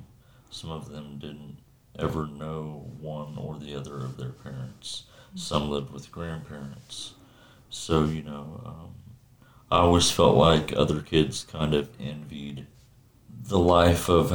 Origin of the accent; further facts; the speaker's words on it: Kansas, United States; I'm from Kansas, a small town about 50 miles south of Kansas City.